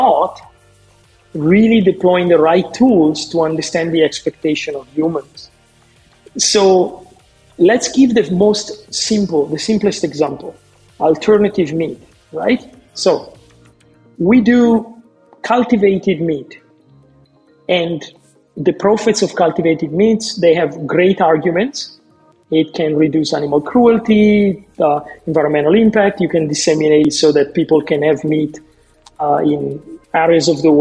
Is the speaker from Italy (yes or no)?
yes; northern Italy, Italy; I grew up in Northern Italy in a family who would do their own cured meats in a farm